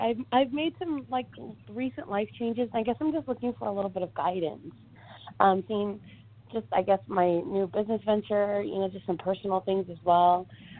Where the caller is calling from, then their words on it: California, United States; And I'm calling from California.